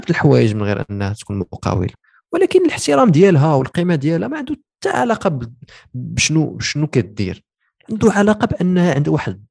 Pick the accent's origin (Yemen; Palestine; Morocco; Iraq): Morocco; كاين كاين وزيرات دابا حنا عندنا في المغرب اللي ناضيين